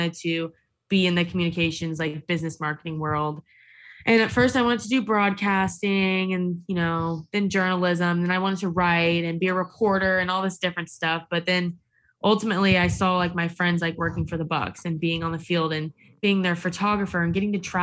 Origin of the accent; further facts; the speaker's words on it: Tampa, Florida, United States; I'm born and raised in Tampa, so I've kind of just always like homegrown here